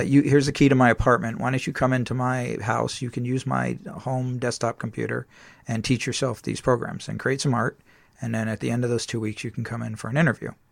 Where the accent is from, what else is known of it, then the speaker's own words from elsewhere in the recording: San Diego, California, United States; I grew up in San Diego